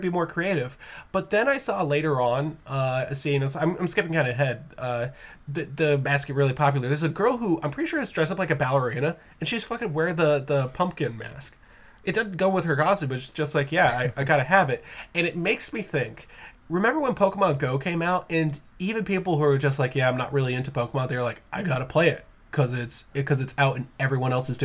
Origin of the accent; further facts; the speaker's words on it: New England, United States; I'm also from New England